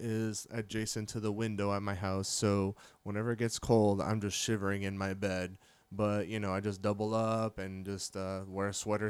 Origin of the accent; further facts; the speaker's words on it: Miami, Florida, United States; moved away as an adult; also born or lived in Orlando; I am actually from Miami. I was you know, born and raised there. Kendall, if anybody listening is familiar with that area, it's very suburban